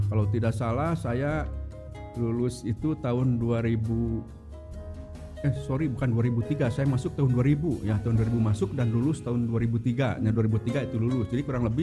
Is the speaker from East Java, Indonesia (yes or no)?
no; Garut, West Java, Indonesia; now in Bandung, Indonesia; eh, apa sekarang tinggal di Bandung ya tapi eh, sebelumnya saya aslinya dari Garut ya nah bahkan dari Garut pun kalau misalkan ada yang tahu itu kota Garut itu masih apa masih 11 kilo yaitu ke kecamatan Wanaraja